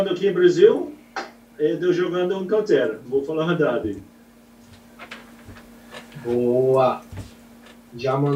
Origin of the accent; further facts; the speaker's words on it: New Zealand; Portuguese is a second language; Eu venho da, do outro lado do mundo, eu sou originalmente de Nova